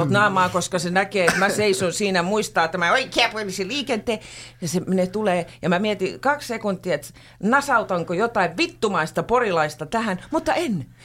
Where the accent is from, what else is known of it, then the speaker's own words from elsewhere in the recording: Pori, Satakunta, Finland; mä oon porilainen, minä voin.